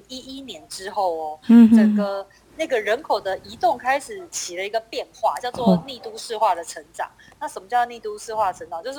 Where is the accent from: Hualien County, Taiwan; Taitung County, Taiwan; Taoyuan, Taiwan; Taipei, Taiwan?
Taipei, Taiwan; 所以我从小就在台北长大